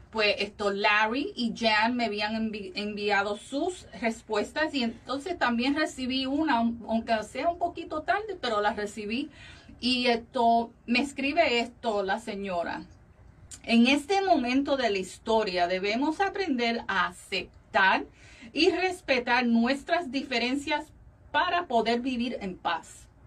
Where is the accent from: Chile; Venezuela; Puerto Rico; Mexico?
Venezuela; Valencia, Carabobo; moved away as an adult; now in United States; Yo soy venezolana.